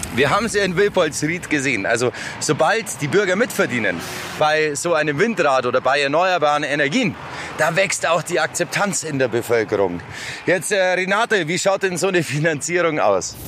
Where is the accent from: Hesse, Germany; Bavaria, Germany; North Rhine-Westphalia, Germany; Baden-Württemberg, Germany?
Bavaria, Germany; moved away; ich komme ursprünglich aus Bayern